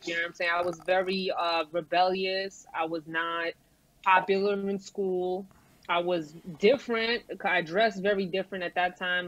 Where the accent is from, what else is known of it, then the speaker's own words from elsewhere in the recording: New York City, New York, United States; Brooklyn, Brighton Beach.